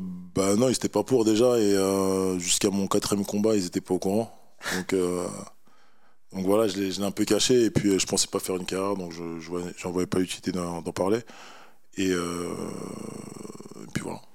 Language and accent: French; Paris, Île-de-France, France; je suis originaire du Sénégal, voilà, je suis né en France, à Paris, et voilà, je suis un parisien et fier de l'être aussi.